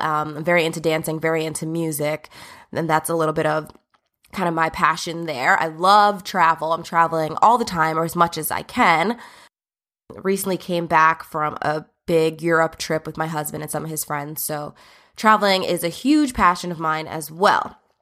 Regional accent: Old Bridge, New Jersey, United States; also born or lived in Brooklyn, New York; I did grow up from the age of six in New Jersey, in Old Bridge, New Jersey, to be specific.

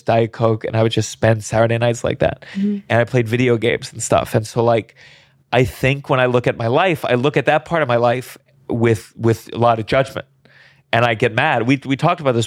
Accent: New York, United States; I'm from New York, where, you know, we express our anger

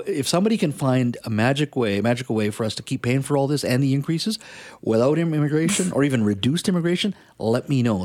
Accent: India; moved away; I was born in India. I was the oldest of three

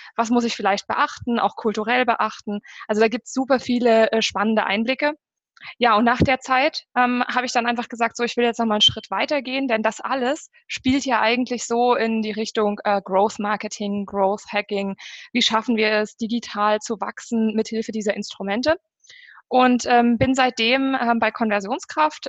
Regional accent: Germany; bei uns in Deutschland

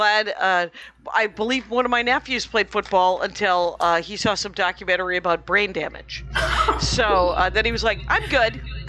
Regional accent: Wisconsin, United States; I grew up in Wisconsin.

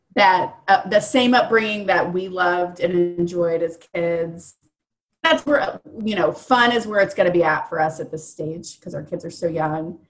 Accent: Indianapolis, Indiana, United States; I'm born and raised in Indy

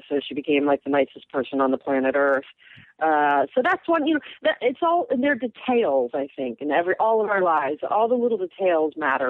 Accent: South Bend, Indiana, United States; also born or lived in Madison, Wisconsin; now in Brooklyn, United States; I was born in Madison and raised in South Bend, which is where Notre Dame is.

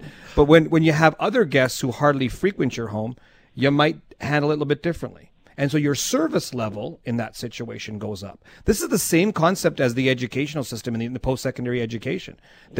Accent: Canada; because I'm Canadian.

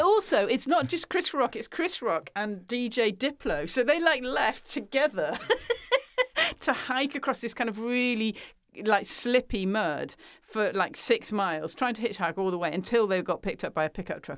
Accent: United Kingdom; speaking as a British person

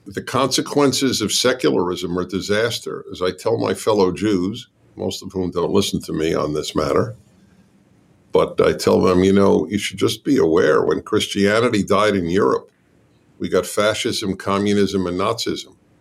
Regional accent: United States; I'm American

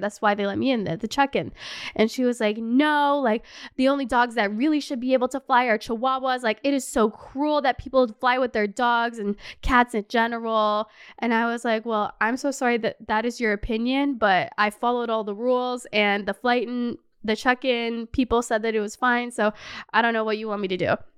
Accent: Canada; moved away as an adult; also born or lived in Los Angeles; now in Paris, France; As a Canadian

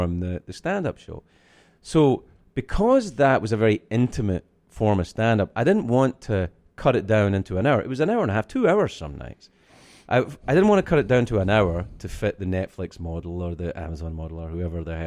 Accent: Scotland, United Kingdom; I'm from Scotland.

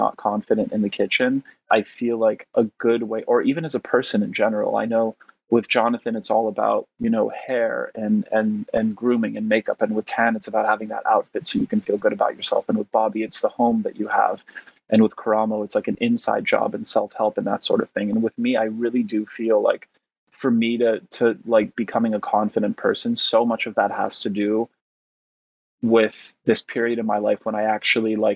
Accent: Montreal, Quebec, Canada; first language Polish; English is a second language; moved away; also born or lived in West Virginia, United States; I moved to West Virginia with my parents, and my sister stayed behind in Montreal

